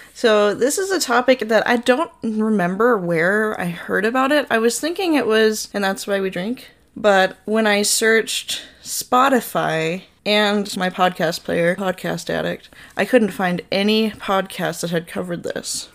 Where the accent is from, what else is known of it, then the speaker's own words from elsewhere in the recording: Minnesota, United States; accent: Minnesota; my Minnesota accent